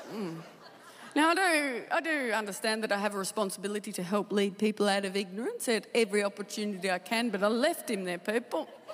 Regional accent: Tasmania, Australia; I, I, love Tasmania. I, I, loved, I loved uh, growing up there

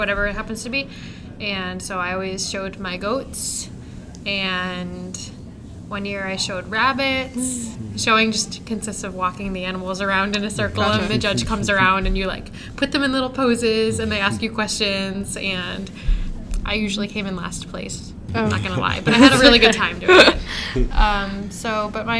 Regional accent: Hartford, Connecticut, United States; also born or lived in New York City; now in Boston, United States; I grew up mainly in Hartford, Connecticut, and I actually did 4-H my entire childhood

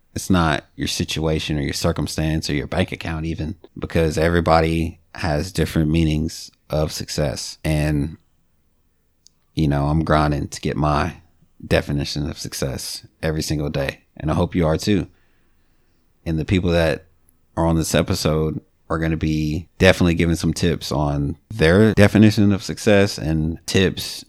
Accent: Bowling Green, Kentucky, United States; I grew up in Bowling Green.

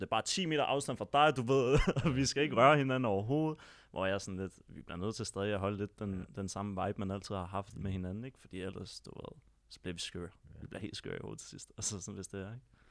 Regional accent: Copenhagen, Capital Region of Denmark, Denmark; nu er jeg selv født og opvokset på Vesterbro, og bor der stadig til den dag i dag.

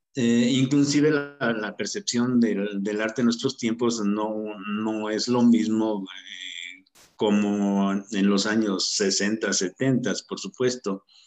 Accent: Salvatierra, Guanajuato, Mexico; also born or lived in Mexico City; now in Toluca, Mexico; soy originario de Salvatierra, Guanajuato. Hace muchos años que estoy viviendo ya aquí en Toluca, o sea, digamos que soy más mexiquense que guanajuatense

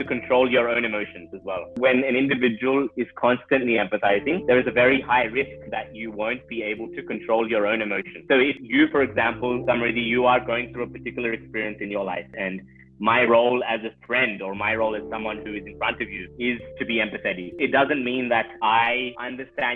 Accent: Australia; I grew up with in Australia

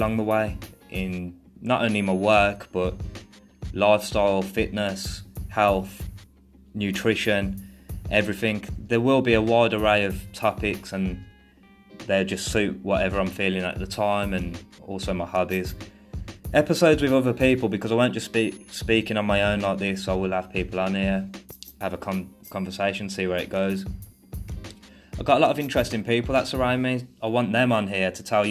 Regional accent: Birmingham, West Midlands, United Kingdom; moved away as an adult; now in Thailand; I'm from Birmingham, England

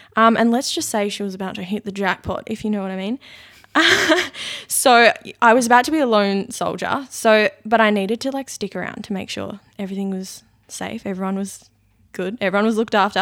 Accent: Launceston, Tasmania, Australia; moved away as an adult; also born or lived in Brisbane; I was born in Launceston. I lived, grew up there.

